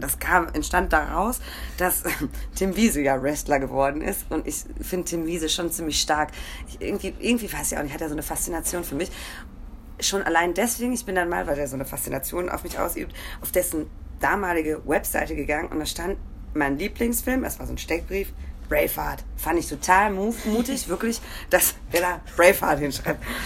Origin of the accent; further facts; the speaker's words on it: Ruhr area, North Rhine-Westphalia, Germany; Ich komme aus dem Ruhrgebiet